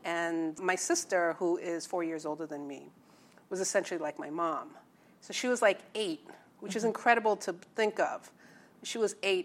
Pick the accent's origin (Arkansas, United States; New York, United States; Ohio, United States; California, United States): New York, United States; moved away as an adult; also born or lived in Incheon, South Korea / Virginia / Long Island; now in Los Angeles, United States; I pretty much grew up in New York, parts in Manhattan, and then in the suburbs in Long Island